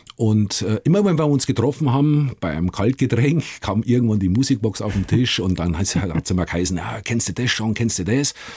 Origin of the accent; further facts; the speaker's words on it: Gilching, Bavaria, Germany; moved away as an adult; also born or lived in Liverpool; ich bin äh, in Gilching aufgewachsen.